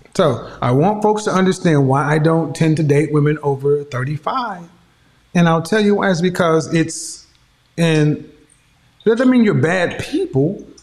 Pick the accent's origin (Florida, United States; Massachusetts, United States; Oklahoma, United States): Oklahoma, United States; I'm from Oklahoma